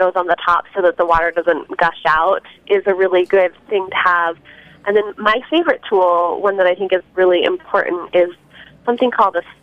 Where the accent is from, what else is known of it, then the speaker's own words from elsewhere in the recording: Cheyenne, Wyoming, United States; now in Portland, United States; I grew up in Cheyenne, Wyoming